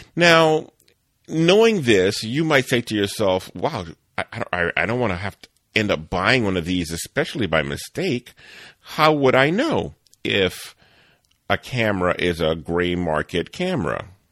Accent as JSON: {"language": "English", "town": "New Orleans", "region": "Louisiana", "country": "United States", "tie": "born or raised there", "said": "I grew up in New Orleans"}